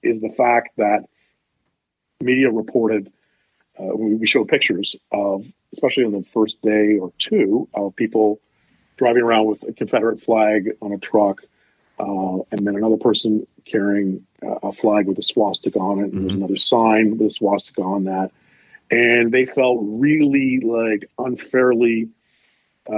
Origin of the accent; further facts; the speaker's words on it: Ottawa, Ontario, Canada; I was born in Ottawa, spent most of my life here, went to Glebe High School, went to Ottawa U